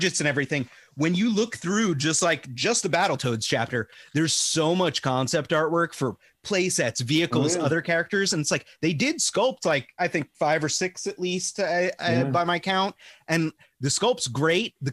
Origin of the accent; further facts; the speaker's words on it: Long Island, New York, United States; I'm from Long Island